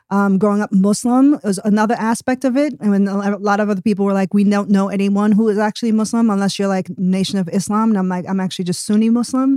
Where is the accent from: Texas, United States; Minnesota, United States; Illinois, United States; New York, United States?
New York, United States; New York City; moved away as an adult; now in Tulsa, United States; was born and raised in New York City, and traveled all the way over to Tulsa, Oklahoma, sight unseen in twenty twenty-one